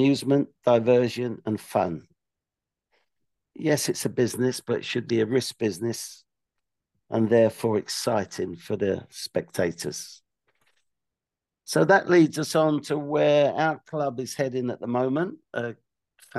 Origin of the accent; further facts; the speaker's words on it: London, United Kingdom; I'm from West London, youngest of three boys. We used to go to QPR 1 week and Brentford the next